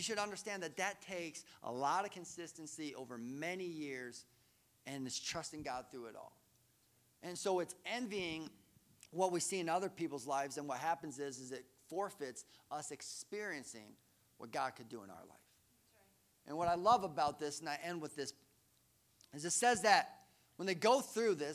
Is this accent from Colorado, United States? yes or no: yes; Colorado, United States; we grew up in Colorado